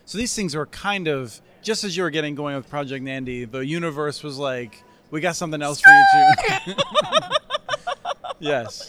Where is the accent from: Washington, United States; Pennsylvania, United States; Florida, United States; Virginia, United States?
Pennsylvania, United States; Eastern; now in Minnesota, United States; I grew up in Eastern Pennsylvania